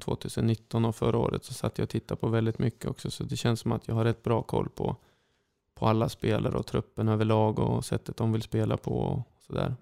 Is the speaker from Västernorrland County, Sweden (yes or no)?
yes; Sundsvall, Västernorrland County, Sweden; Sundsvall är min hemstad